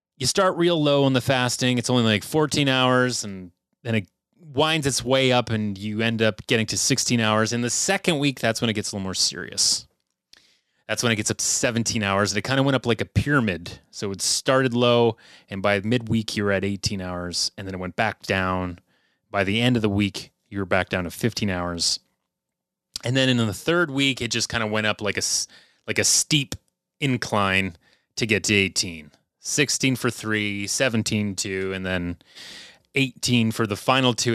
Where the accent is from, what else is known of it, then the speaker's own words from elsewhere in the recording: Canada; it's miserable up here being Canadian